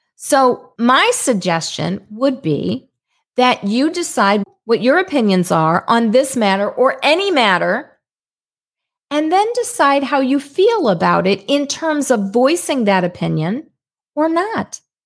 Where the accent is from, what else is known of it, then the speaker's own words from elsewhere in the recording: St. Louis, Missouri, United States; I'm from Saint Louis, Missouri